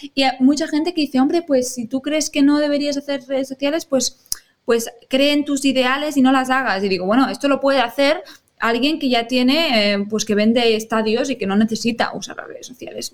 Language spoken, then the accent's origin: Spanish; Rubí, Catalonia, Spain; also born or lived in Barcelona; no nací en Rubí, eh, tengo que ah. decir que nací en Barcelona, pero soy como rubinenca porque llevo casi toda mi vida aquí.